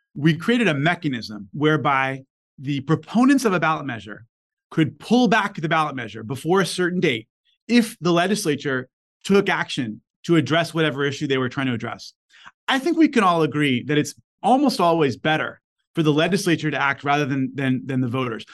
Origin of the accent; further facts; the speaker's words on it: Los Angeles, California, United States; Back when I was born in LA, you know, kids growing up in South Central